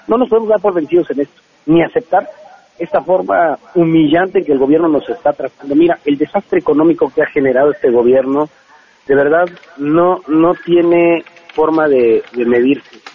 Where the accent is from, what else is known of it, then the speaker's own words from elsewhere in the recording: State of Mexico, Mexico; somos chavos que venimos de, somos del Estado de México